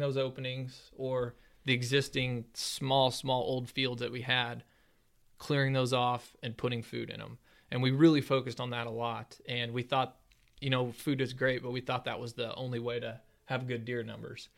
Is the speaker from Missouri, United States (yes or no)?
yes; Ozark, Missouri, United States; I'm from Ozark here, just south of Springfield